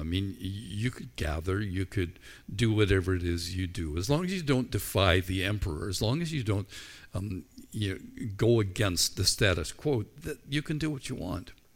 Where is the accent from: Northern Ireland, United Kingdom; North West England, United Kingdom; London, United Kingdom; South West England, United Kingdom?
Northern Ireland, United Kingdom; I grew up in Ireland where we were largely shaped by the culture of our school